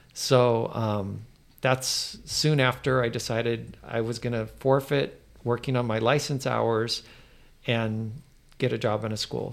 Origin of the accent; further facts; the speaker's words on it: United States; I'm American